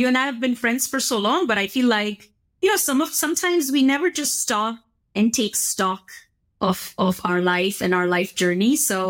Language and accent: English; India; growing up in India in a middle class home